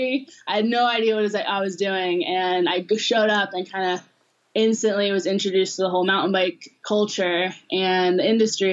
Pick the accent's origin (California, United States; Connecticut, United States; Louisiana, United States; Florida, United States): California, United States; Los Angeles; I grew up in Los Angeles, so like in suburban